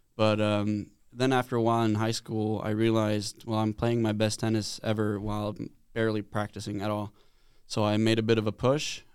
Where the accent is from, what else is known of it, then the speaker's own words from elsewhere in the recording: Sweden; moved away as an adult; now in United States; back home in Sweden, I'm from Sweden